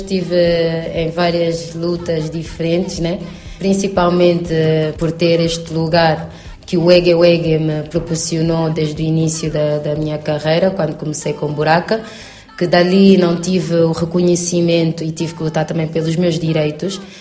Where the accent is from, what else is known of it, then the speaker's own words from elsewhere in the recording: Angola; moved away; vou voltar à minha terra